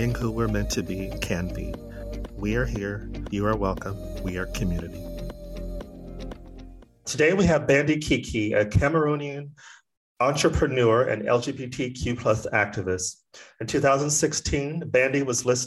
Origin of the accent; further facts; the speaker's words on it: Arizona, United States; moved away as an adult; also born or lived in Los Angeles, United States; now in Sweden; I'm originally from Arizona, which is very deserty and arid.